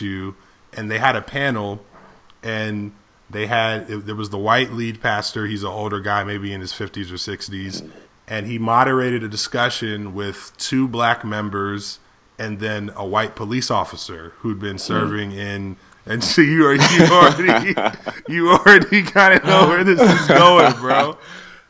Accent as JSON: {"language": "English", "town": "Berrien Springs", "region": "Michigan", "country": "United States", "tie": "born or raised there", "said": "my experience growing up in Andrews"}